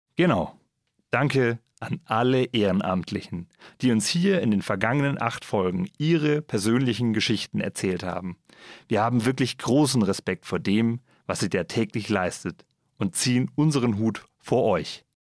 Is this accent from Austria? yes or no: no; Germany; bei uns in Deutschland